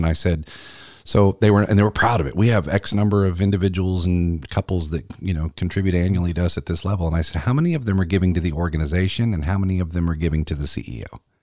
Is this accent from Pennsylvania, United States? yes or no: no; Columbia, South Carolina, United States; my hometown of Columbia, South Carolina